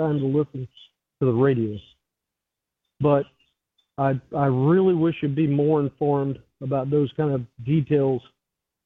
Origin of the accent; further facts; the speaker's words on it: South Carolina, United States; I'm from South Carolina